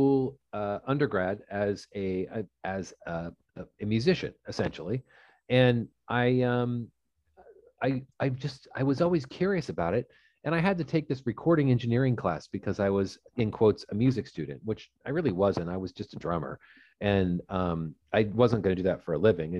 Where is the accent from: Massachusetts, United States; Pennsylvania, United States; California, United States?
California, United States; Fullerton; I grew up in Southern California, and I grew up in Orange County, which is about in a place called Fullerton